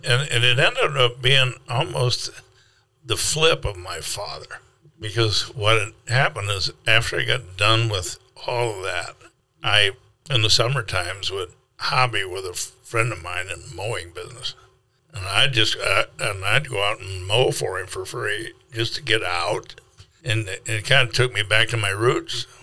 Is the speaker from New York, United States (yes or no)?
no; South Dakota, United States; also born or lived in Minnesota; now in Kansas City, United States; a boy from South Dakota